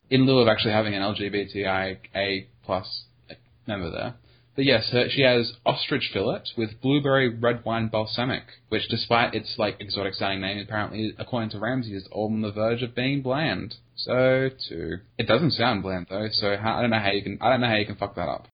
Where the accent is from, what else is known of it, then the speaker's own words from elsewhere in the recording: Australia; I am Australian